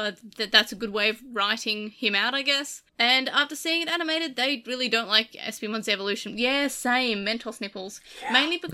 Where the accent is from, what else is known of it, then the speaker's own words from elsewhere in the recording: Australia; I'm Australian